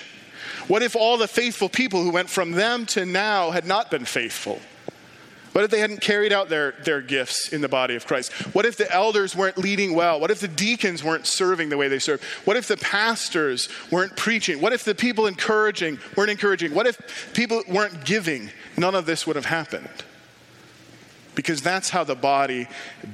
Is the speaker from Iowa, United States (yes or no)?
yes; Ames, Iowa, United States; a EFCA church in my hometown in Ames, Iowa.